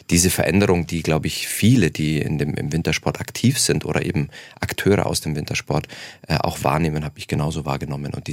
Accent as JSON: {"language": "German", "town": "Munich", "region": "Bavaria", "country": "Germany", "said": "Ähm, ich komme aus München, ähm, sodass wir da eine Dreiviertelstunde ungefähr Anfahrtsweg mit Bahn oder äh, Auto haben ungefähr."}